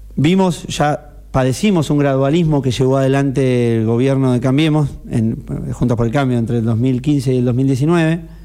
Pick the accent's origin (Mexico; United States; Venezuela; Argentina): Argentina; Necochea, Buenos Aires Province; soy necochense y porque eh, la vivo desde mucho tiempo, yo la elegí